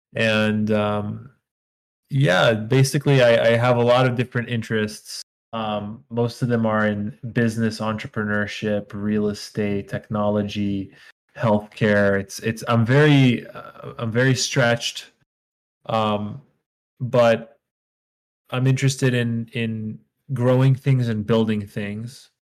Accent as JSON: {"language": "English", "country": "Israel", "also_born_or_lived": "New York", "moved": "as an adult", "lives_now": "United States", "said": "I'm originally from Israel. I moved to the United States when I was 21."}